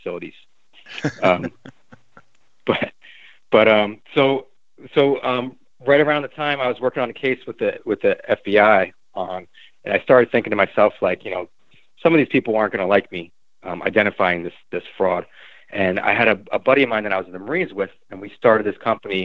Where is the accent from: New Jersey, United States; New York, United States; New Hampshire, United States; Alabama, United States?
New Jersey, United States; I grew up in New Jersey